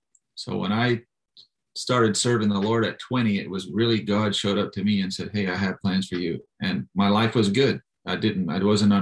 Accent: Tennessee, United States; also born or lived in South Carolina / Florida; I grew up in Tennessee, and I grew up in South Carolina and Florida.

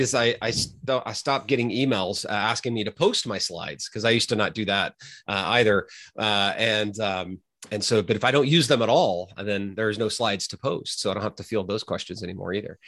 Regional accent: Mustang, Oklahoma, United States; moved away as an adult; also born or lived in Texas / California; now in Toronto, Canada; I'm originally from Oklahoma

